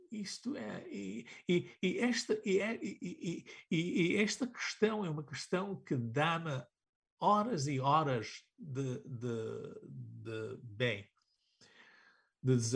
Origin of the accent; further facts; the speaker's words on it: Portugal; nós, nós como portugueses, vivemos, sabes, numa... Em, num, numa, numa realidade binária.